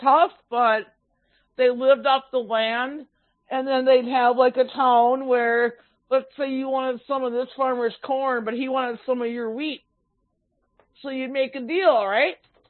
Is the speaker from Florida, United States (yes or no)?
no; Minnesota, United States; I'm from Minnesota, don't you know?